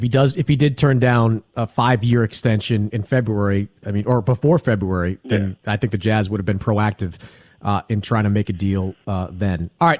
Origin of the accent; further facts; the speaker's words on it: Boston, Massachusetts, United States; I grew up in Boston. It's not exactly this free agent bastion.